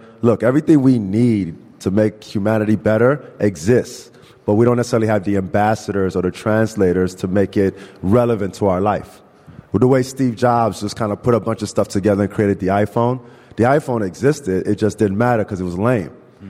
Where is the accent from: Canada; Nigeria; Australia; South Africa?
Nigeria; because I'm originally from Nigeria anyway. So how great it would be to bring it back home where we have plenty of sun, right?